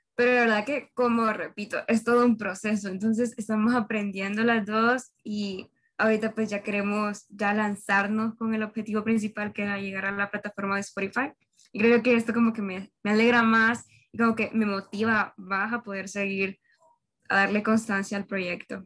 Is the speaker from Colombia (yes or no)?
no; Honduras; soy hondureña